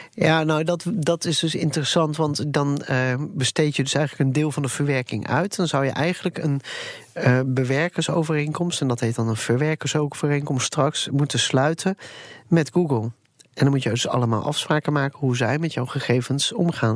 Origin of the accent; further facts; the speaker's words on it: Netherlands; wij Nederlanders